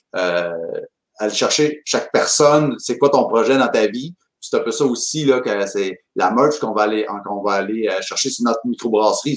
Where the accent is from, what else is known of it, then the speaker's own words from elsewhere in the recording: Chaudière-Appalaches, Quebec, Canada; on est de la Nodière